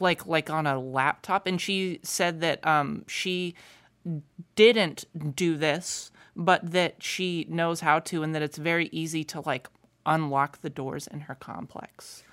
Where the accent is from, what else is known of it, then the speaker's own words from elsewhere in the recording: United States; I was from America